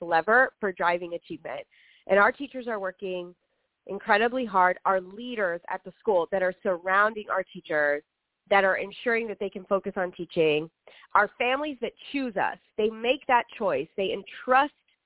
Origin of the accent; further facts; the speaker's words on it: Rio Grande Valley, Texas, United States; now in Houston, United States; I grew up in the Rio Grande Valley, and I grew up in an area, rural Texas